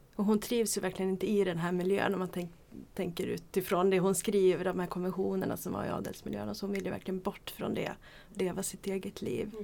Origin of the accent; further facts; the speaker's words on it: Gävle, Gävleborg County, Sweden; jag är från Gävle.